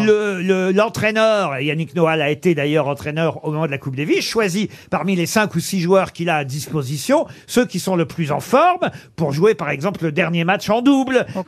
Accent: Normandy, France; chez nous en Normandie

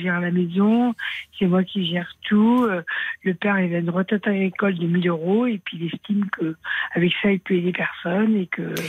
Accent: Aveyron, Occitania, France; je suis de l'Aveyron.

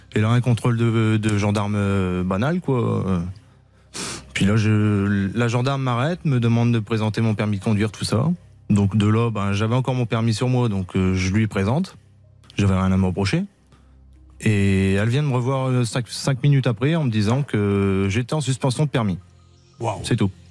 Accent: the Nord, Hauts-de-France, France; par chez nous dans le Nord

